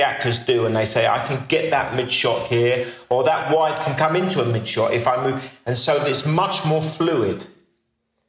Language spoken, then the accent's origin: English; United Kingdom; Being a British actor in America